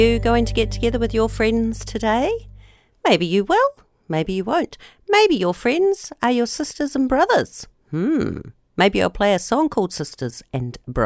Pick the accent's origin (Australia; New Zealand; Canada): New Zealand; Nelson; here in my hometown of Nelson in New Zealand